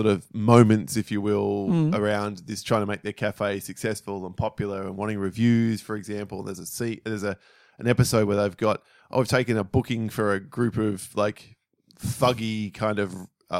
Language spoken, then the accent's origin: English; Australia; because we're Australian.